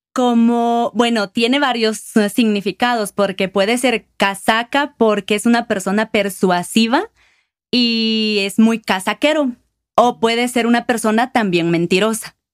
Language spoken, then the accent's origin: Spanish; Guatemala City, Guatemala Department, Guatemala; moved away as an adult; now in Quetzaltenango, Guatemala; Soy originalmente de Guatemala, de la ciudad de Guatemala, y actualmente vivo en Quetzaltenango